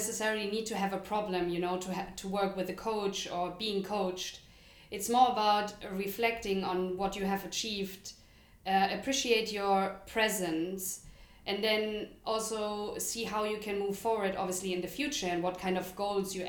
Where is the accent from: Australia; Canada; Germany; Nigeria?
Germany; moved away as an adult; now in London, United Kingdom; we grew up in Germany, now we live in London for almost 8 years